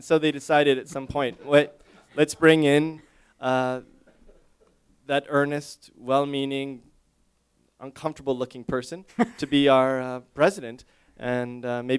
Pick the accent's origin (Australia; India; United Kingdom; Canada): Canada; also born or lived in Montreal, Canada; my first week there, I felt shame, absolute just shame as a Canadian that I had really no familiarization with this